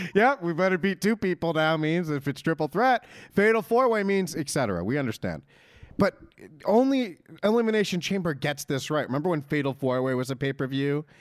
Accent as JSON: {"language": "English", "region": "Northeast", "country": "United States", "said": "we're from the Northeast"}